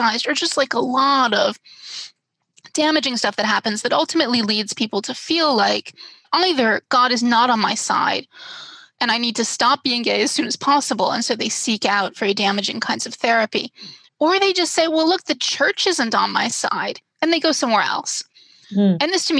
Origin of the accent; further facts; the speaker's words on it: Washington, District of Columbia, United States; I live in DC, which is my hometown. So I'm not far from where I grew up